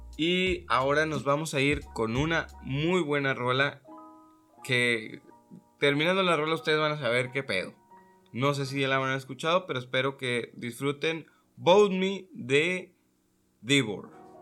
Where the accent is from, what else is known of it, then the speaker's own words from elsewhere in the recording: Mexico; nosotros, como mexicanos